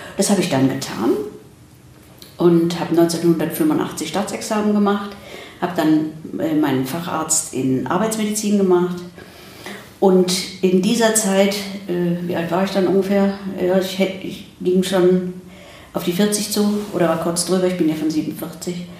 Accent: Ruhr area, North Rhine-Westphalia, Germany; also born or lived in Krefeld / United States; ich bin 1947 geboren in Deutschland und bin dann bei meinem Großvater im Ruhrgebiet aufgewachsen

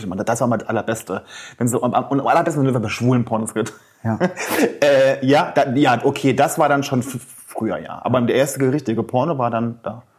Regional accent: Saarland, Germany; Ich komme aus dem Saarland

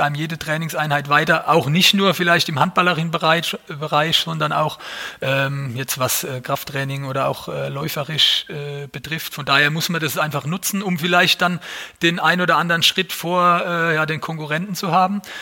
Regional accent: Mannheim, Baden-Württemberg, Germany; als Mannheimer, als geborener Mannheimer

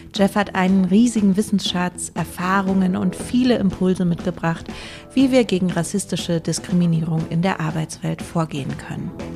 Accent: Germany; wir sind einfach in Deutschland auch alle in sehr rassistischen Denkstrukturen aufgewachsen

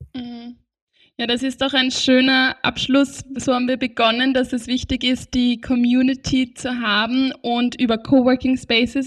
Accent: Austria; bei uns in Österreich

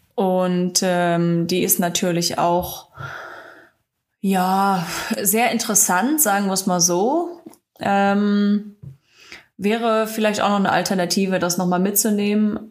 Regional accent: the Ruhr, North Rhine-Westphalia, Germany; komme aus dem Pott, also da habe ich nicht so viele Möglichkeiten

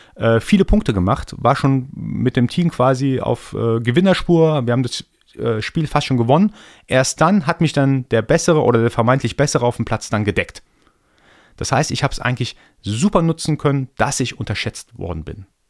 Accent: Iran; now in Germany; Ich bin ja gebürtiger Iraner, komme also aus dem Orient sozusagen

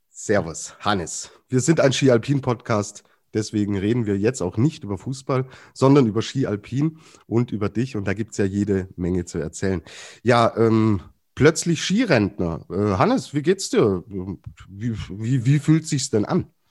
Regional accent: Germany; als Deutscher

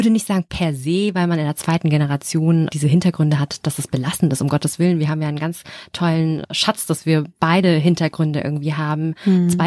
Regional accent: Germany; Also wenn ich weiß, ich bin hier in Deutschland aufgewachsen, ich habe einfach bestimmte Erfahrungen gemacht, dass es mich irgendwie geprägt hat

